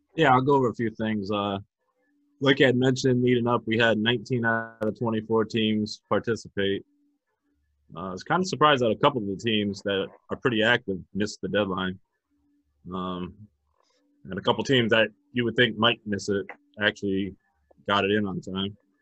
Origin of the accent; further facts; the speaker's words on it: New London, United States; New London, which is my hometown